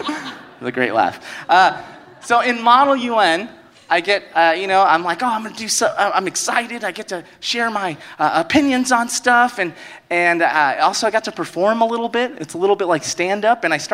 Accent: Inglewood, California, United States; also born or lived in Manhattan Beach, California; my parents are from Cuba, and I grew up in Los Angeles, a neighborhood called Inglewood

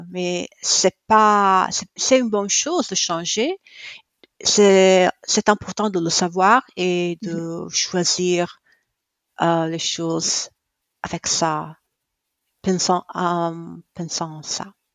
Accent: Italy; also born or lived in Cremona; je suis italienne, euh, j'habite à Cremona

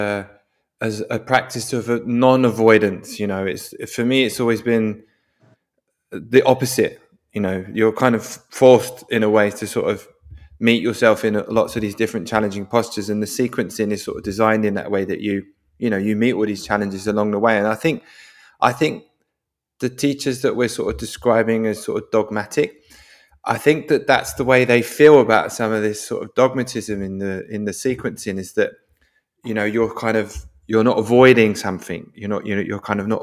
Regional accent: London, United Kingdom; now in Norway; I live in Norway. I'm originally from London, which is definitely a confrontational place

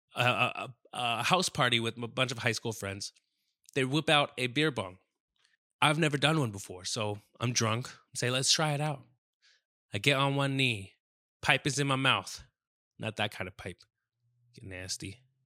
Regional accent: South Bay, California, United States; I'm from South Bay

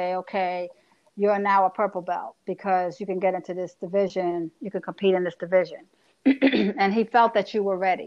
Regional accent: New York City, New York, United States; I'm a chick from the Bronx

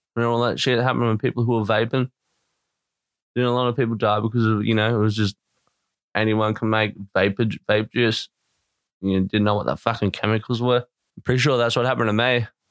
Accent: Australia; born or raised there; also born or lived in Melbourne

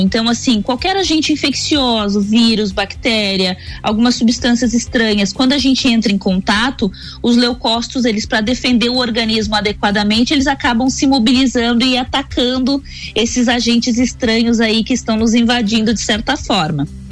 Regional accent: Itajaí, Santa Catarina, Brazil; moved away as an adult; now in Lages, Brazil; eu sou de Itajaí, na realidade, nascida e criada

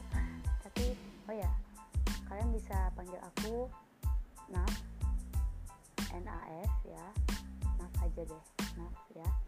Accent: Aceh, Indonesia; accent: Aceh; karena aku tuh tinggalnya di Aceh uh, orang tua aku juga asli Aceh dua-duanya ayah aku Banda Aceh mama aku Biren

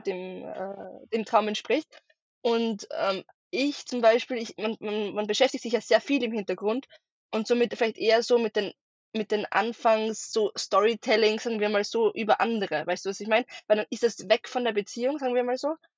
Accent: Austria; ich ähm, bin aus Österreich, wie man wahrscheinlich bei meinem Dialekt ein bisschen merken wird

